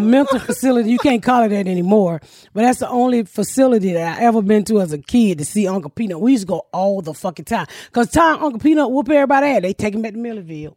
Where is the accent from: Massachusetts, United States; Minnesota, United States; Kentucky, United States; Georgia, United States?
Georgia, United States; I'm from Georgia